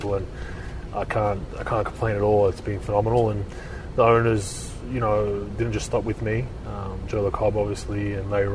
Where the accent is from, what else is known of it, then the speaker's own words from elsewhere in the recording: Australia; moved away as an adult; now in San Francisco Bay Area, United States; I'm obviously born and raised in Australia, so it's a very similar atmosphere to where I grew up.